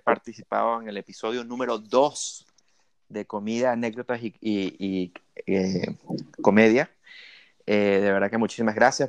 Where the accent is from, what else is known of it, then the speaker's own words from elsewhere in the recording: Spain; como españoles, como ciudadanos de este, este país